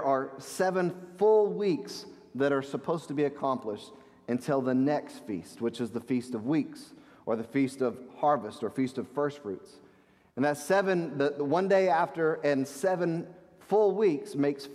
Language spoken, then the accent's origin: English; United States; as American Christians